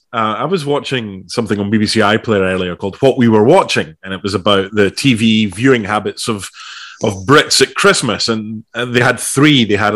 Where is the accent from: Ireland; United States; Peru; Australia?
Australia; I'm the Australian Benjamin Button. I'm only 22, honestly